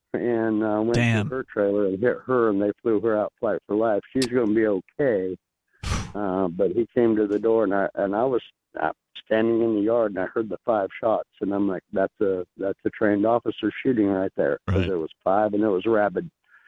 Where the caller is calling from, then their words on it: Bullhead City, Arizona, United States; Hey, man, I'm from Bullhead City, Arizona.